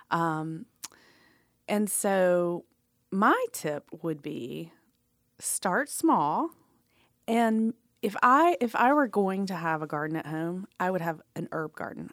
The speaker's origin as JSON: {"language": "English", "town": "Atlanta", "region": "Georgia", "country": "United States", "tie": "born or raised there", "said": "I grew up in Atlanta"}